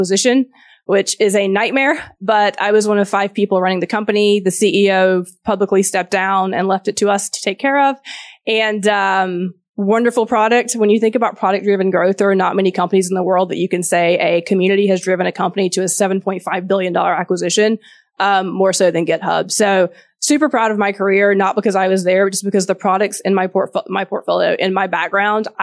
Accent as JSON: {"language": "English", "region": "Georgia", "country": "United States", "tie": "born or raised there", "accent": "Southern", "said": "So my background, I'm from Georgia. If you can hear a Southern accent, some people can't, some can. I'm from the South in the U.S. Grew up on a farm"}